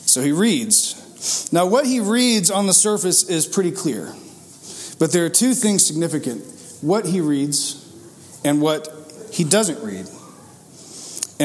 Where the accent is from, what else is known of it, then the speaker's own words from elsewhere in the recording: Grayson, Georgia, United States; moved away as an adult; now in Atlanta, United States; I'm from Grayson